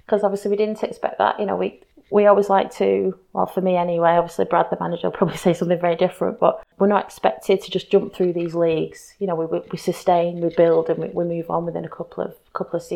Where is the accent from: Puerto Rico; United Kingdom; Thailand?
United Kingdom; Tyldesley, North West England; also born or lived in Atherton; I grew up in a town called Tilsley, which is probably about 12, 13 miles away from the centre of Manchester